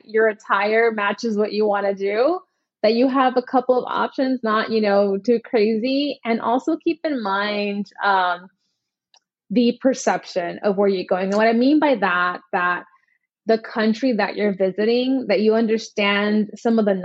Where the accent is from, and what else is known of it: United States